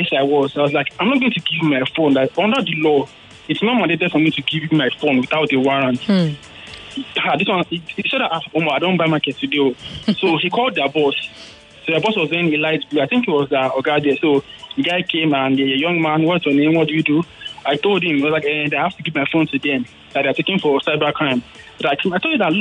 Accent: Nigeria; as a Nigerian

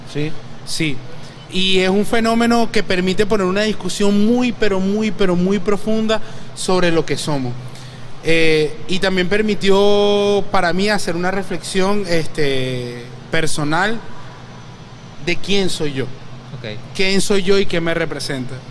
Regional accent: Venezuela; como venezolanos hay demasiado que contar de nosotros

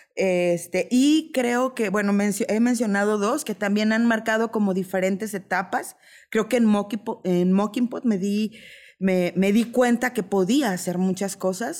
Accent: Mexico; como buena mexicana me adapto

